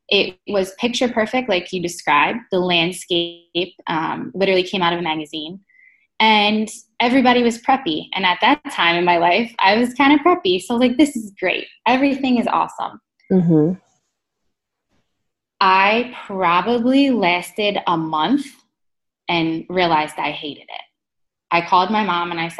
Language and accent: English; hometown of Rowan University, New Jersey, United States; I applied for Roane University because that was in my hometown